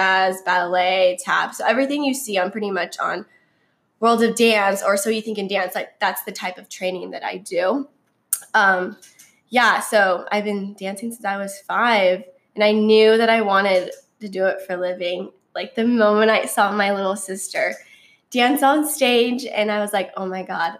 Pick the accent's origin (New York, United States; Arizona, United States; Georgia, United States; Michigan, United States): Arizona, United States; Gilbert; I was born and raised in Gilbert, Arizona.